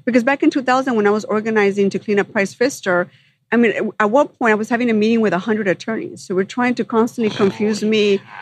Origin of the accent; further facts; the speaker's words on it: Los Angeles, California, United States; also born or lived in Sun Valley, Los Angeles; I grew up in the San Fernando Valley